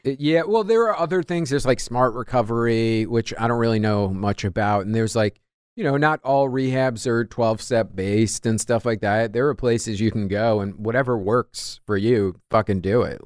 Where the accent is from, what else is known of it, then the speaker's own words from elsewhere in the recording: New York, United States; I'm Irish, I'm New York guy